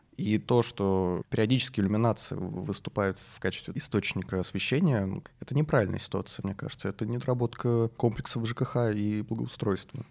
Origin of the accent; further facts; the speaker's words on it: Moscow, Russia; мы все, все москвичи